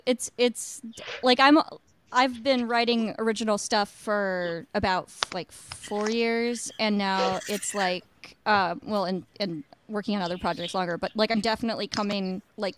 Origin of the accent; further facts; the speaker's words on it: Iowa, United States; now in Chicago, United States; I'm from Iowa